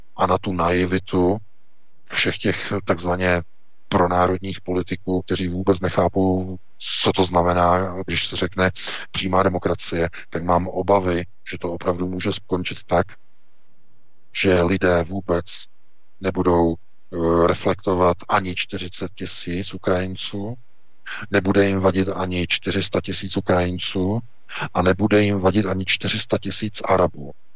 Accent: Czechia; jsme my Češi

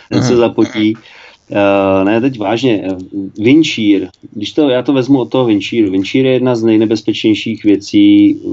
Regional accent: Czechia; tak jsem chtěl, abych byl jako Čech, abych ukázal klukům, jak to udělám, jak to umíme u nás v Čechách.

